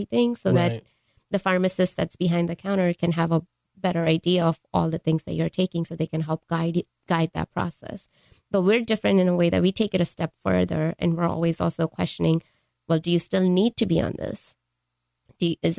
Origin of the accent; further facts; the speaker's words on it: Mumbai, Maharashtra, India; moved away; I grew up in India, in Mumbai